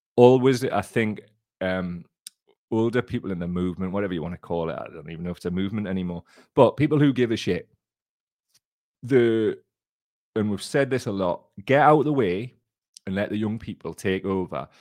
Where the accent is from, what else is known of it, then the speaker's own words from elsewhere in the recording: Blaydon constituency, North East England, United Kingdom; I grew up in the Bladen constituency